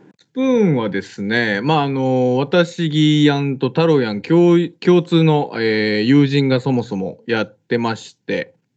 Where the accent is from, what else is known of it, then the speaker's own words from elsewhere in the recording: Saga, Japan; 地元が一緒でね、まあ、地元というか佐賀県、 えー、出身、2人とも佐賀県出身